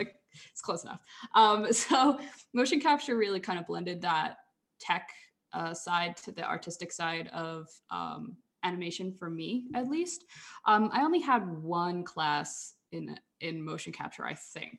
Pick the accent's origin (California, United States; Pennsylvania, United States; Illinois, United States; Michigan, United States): Pennsylvania, United States; Philadelphia; moved away; I grew up in Philly, Philadelphia, Pennsylvania.